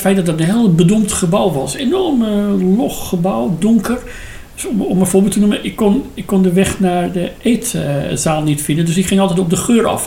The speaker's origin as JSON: {"language": "Dutch", "country": "Iran", "second_language": "Dutch", "moved": "as an adult", "lives_now": "Netherlands", "said": "dat ik uit Iran kom"}